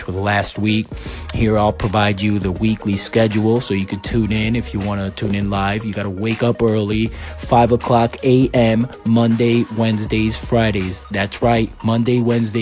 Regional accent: Waterbury, Connecticut, United States; also born or lived in Puerto Rico / Massachusetts; I was raised in Connecticut from between the ages 10 and 17, Waterbury, Connecticut specifically

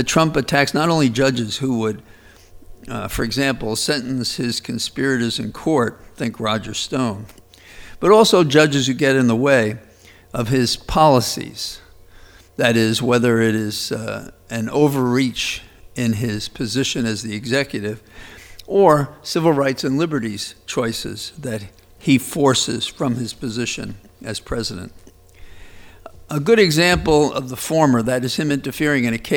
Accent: New York, United States; I was from New York

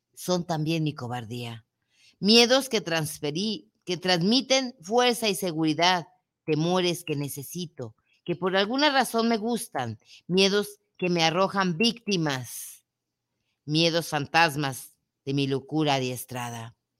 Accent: Mexico; also born or lived in Guadalajara, Jalisco

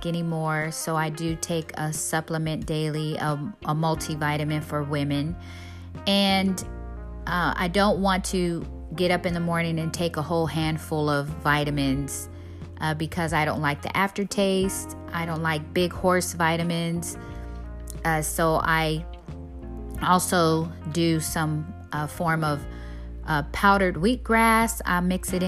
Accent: San Diego, California, United States; I grew up in San Diego, California

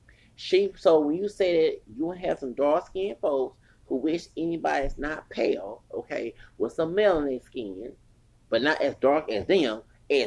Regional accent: Houston, Texas, United States; I'm from Houston

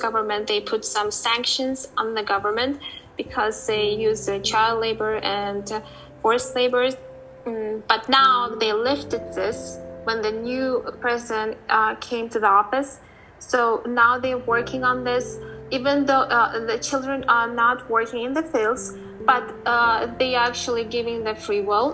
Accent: Uzbekistan; moved away as an adult; also born or lived in New Hampshire, United States; i came back to uh, from us back to my home country and living here for four months i see that uh, we were we were our country uzbekistan was a part of the U, uh, soviet union

